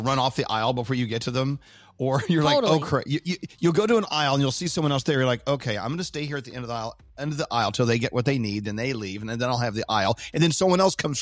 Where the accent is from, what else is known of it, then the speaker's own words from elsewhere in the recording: New York, United States; New Yorkers.